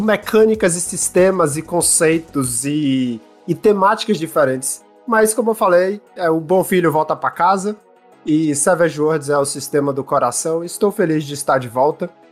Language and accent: Portuguese; Brazil; now in Canada; saudade da minha terrinha